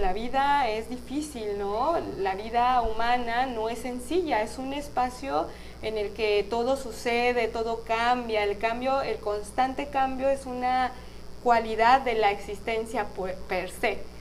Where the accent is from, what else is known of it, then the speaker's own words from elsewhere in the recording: Guadalajara, Jalisco, Mexico; nací en Guadalajara